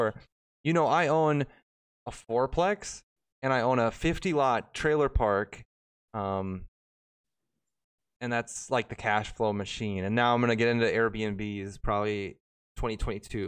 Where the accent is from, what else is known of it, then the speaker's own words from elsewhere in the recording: Minnesota, United States; I'm from Minnesota